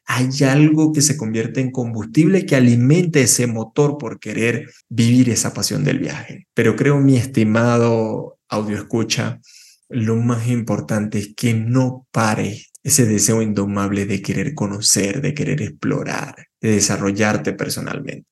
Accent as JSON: {"language": "Spanish", "country": "Venezuela", "tie": "born or raised there", "moved": "yes", "said": "nací en Venezuela"}